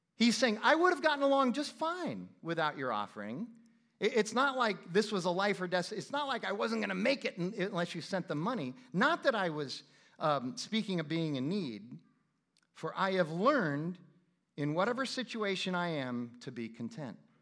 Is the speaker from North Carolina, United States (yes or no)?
no; Phoenix, Arizona, United States; I'm from Phoenix